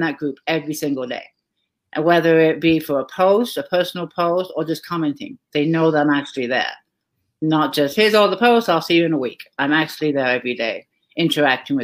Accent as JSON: {"language": "English", "region": "England", "country": "United Kingdom", "tie": "born or raised there", "moved": "as an adult", "lives_now": "United States", "said": "I grew up in England, a small little, quaint little town"}